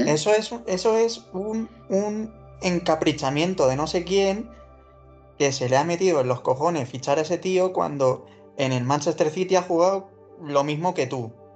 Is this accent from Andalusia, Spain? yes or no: yes; Málaga, Andalusia, Spain; now in Madrid, Spain; yo como no soy de Madrid, pues siempre el que no es de Madrid siempre tiene el, recurso fácil ese de decir el de su ciudad de nacimiento, en mi caso es el Málaga